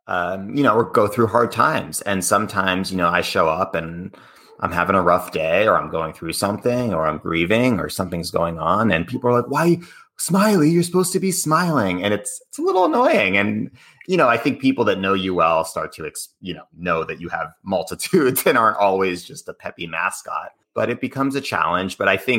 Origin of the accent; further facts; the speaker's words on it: Cambridge, Massachusetts, United States; And I grew up in Cambridge, Boston area.